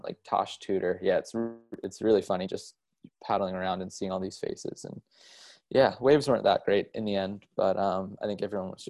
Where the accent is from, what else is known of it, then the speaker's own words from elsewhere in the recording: East Coast of the U.S., United States; also born or lived in Costa Rica; I moved from Costa Rica back to the East Coast of the U.S., where I originally hail from.